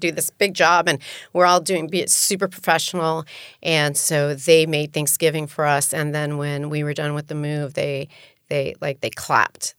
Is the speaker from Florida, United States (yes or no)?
yes; Miami, Florida, United States; also born or lived in New York City / Colombia; I'm from Miami